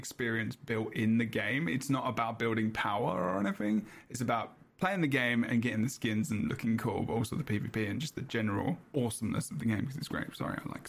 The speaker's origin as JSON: {"language": "English", "region": "England", "country": "United Kingdom"}